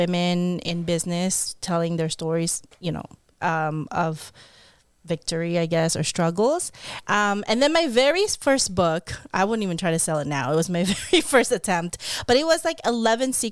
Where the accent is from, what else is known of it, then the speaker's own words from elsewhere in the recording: Philippines; now in California, United States; me being a Filipino, speaking a different language